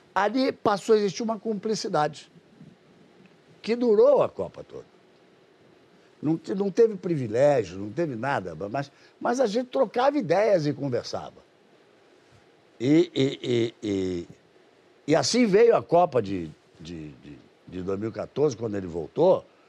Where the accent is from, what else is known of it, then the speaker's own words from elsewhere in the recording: Rio de Janeiro, Brazil; now in Londrina, Brazil; Eu sou carioca. Meu coração hoje sangra muito de tudo que acontece no Rio. Mas sou cidadão londrinense Moro em Londrina há quase 20 anos